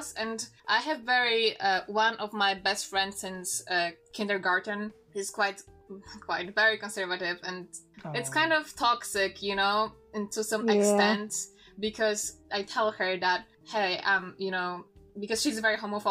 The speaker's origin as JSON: {"language": "English", "country": "Poland", "second_language": "English", "said": "I'm from Poland. I'm not native English speaker"}